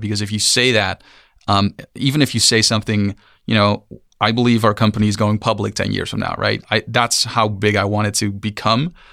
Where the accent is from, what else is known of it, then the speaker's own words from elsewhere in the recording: Amsterdam, North Holland, Netherlands; moved away as an adult; also born or lived in San Francisco; We are, we are from Amsterdam